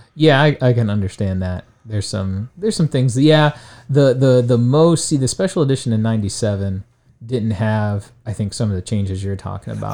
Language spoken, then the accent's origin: English; Alliance, Ohio, United States; I grew up in Alliance, Ohio, which is in Stark County